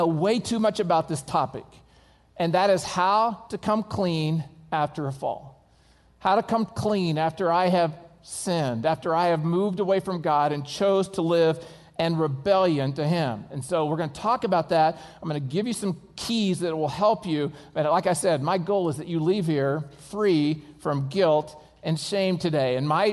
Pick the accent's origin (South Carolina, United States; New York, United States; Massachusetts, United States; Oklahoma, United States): Oklahoma, United States; I'm from Oklahoma, and I lost my accent on purpose, okay?